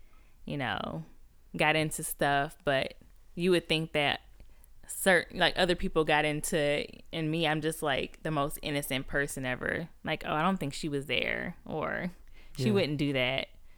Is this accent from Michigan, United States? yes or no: yes; Detroit, Michigan, United States; born there; I was born in Detroit.